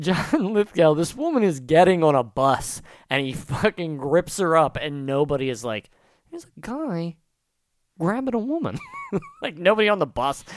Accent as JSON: {"language": "English", "region": "New Jersey", "country": "United States", "said": "I'm from South Jersey"}